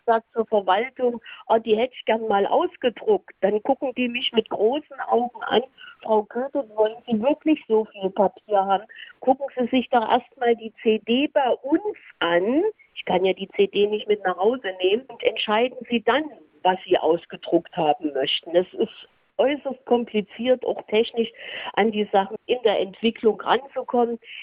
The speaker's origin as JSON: {"language": "German", "region": "Saxony", "country": "Germany", "said": "bei uns in Sachsen"}